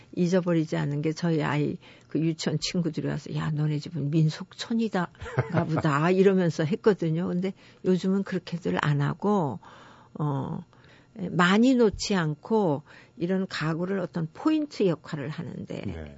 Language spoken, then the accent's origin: Korean; Jeju City, Jeju, South Korea; moved away as an adult; 제가 제주시에 아주 그 옛날 마을이 있는 묵은성이라는 데가 있습니다. 거기서 네. 제가 태어나서 지금도 친정이 거기 있거든요. 음. 예, 그런 데서 자랐는데